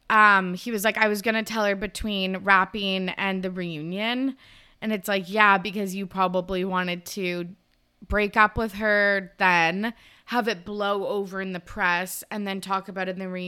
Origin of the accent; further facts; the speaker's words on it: Ireland; I'm Irish.